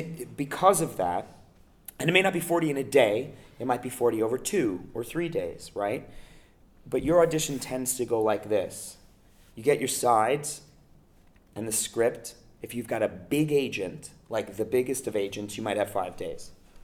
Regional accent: New York, United States; moved away as an adult; now in Los Angeles, United States; I was born and raised in New York. Mm-hmm. I live in LA now.

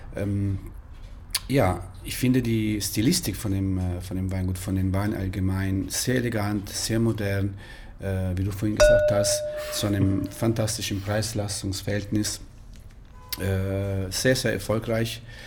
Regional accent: Pescara, Abruzzo, Italy; German is a second language; moved away as an adult; also born or lived in Würzburg, Germany; now in Munich, Germany; Ich komme ursprünglich aus Italien, aus Pescara, eine wunderschöne Stadt an der Adria, in den Abruzzen, Mittelitalien

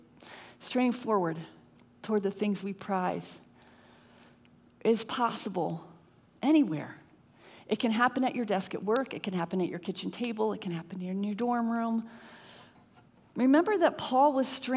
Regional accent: Connecticut, United States; My husband and I grew up in Connecticut

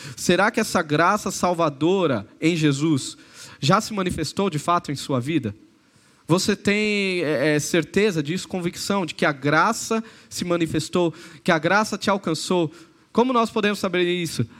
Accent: São Paulo, Brazil; moved away as an adult; Eu nasci em São Paulo, vivi minha vida em São Paulo

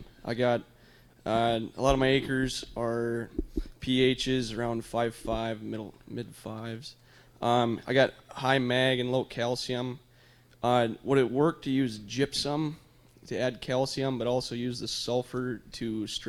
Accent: South Dakota, United States; from here in South Dakota

